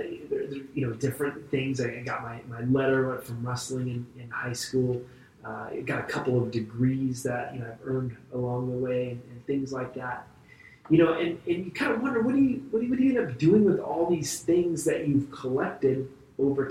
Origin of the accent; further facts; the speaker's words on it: Vacaville, California, United States; the Moose Lodge where I grew up in Vacaville